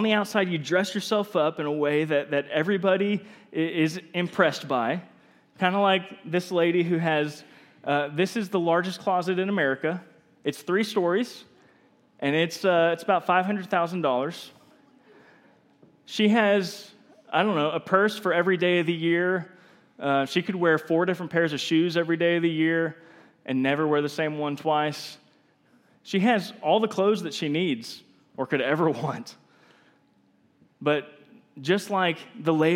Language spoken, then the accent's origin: English; Texas, United States; I'm from Texas